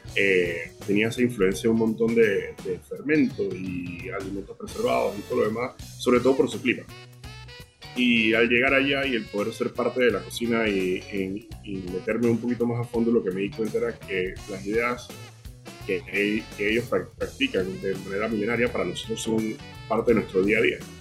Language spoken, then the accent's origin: Spanish; Panama; acá en Panamá somos bien unidos